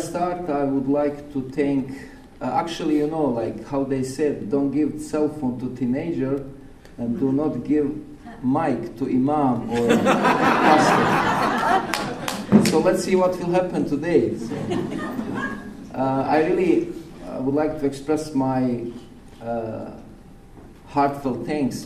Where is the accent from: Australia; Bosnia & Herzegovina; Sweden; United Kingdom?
Bosnia & Herzegovina; now in Oregon, United States; when I was second grade back in Bosnia.